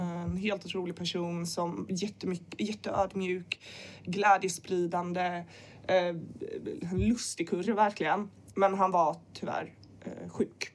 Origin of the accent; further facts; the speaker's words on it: Gothenburg, Västra Götaland, Sweden; jag är född i Göteborg.